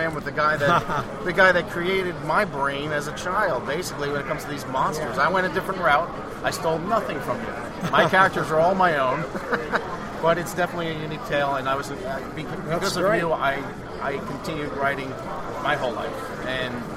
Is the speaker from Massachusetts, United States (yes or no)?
no; Port Jefferson, New York, United States; I'm from Long Island myself